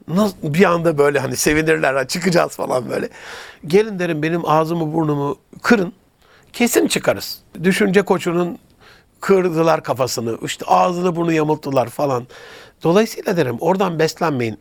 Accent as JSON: {"language": "Turkish", "region": "Gaziantep", "country": "Turkey", "tie": "born or raised there", "said": "memleketim olan Gaziantep'e"}